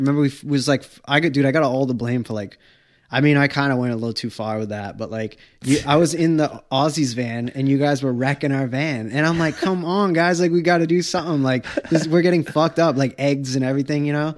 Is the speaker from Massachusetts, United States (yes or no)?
yes; Wareham, Massachusetts, United States; I came from Wareham